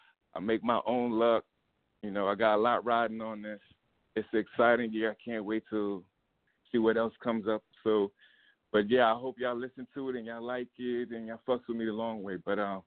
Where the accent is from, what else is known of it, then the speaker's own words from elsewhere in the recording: New York City, New York, United States; I'm from Queens.